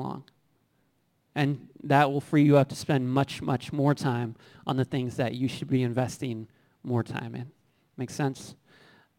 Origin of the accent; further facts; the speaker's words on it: Bloomington, Illinois, United States; I grew up in Bloomington